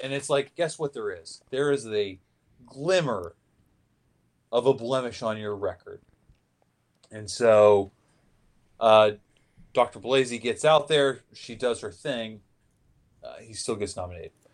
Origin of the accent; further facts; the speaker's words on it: Seattle, Washington, United States; my hometown, uh, the Seattle